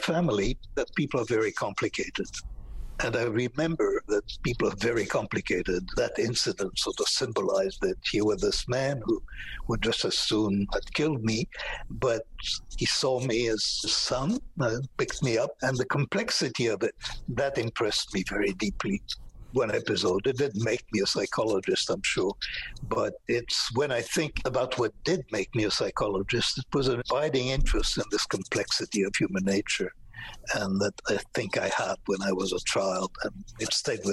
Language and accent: English; France; moved away; also born or lived in Israel; I was in occupied France during World War II